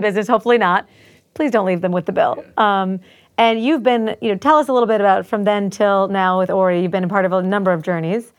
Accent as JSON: {"language": "English", "country": "United States", "said": "I'm American and worked for Israelis for a period of time"}